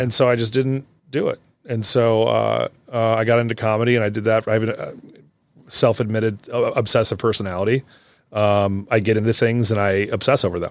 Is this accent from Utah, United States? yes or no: no; Davenport, Iowa, United States; I grew up in Davenport